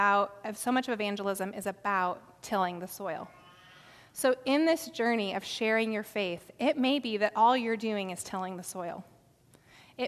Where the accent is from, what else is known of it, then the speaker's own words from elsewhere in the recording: South Dakota, United States; I grew up in South Dakota